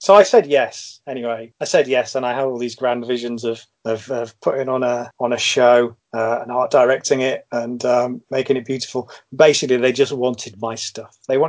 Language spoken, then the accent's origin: English; Nuneaton, West Midlands, United Kingdom; it's hard for me to separate my childhood love of that galaxy far, far away from my many years of growing up in Nuneaton.